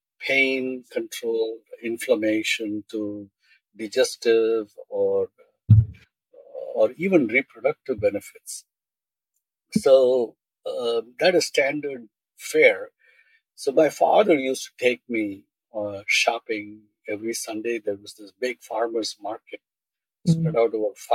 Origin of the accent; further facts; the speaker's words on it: eastern India, India; moved away; also born or lived in Bombay; born in Bombay. I grew up in India, Eastern India.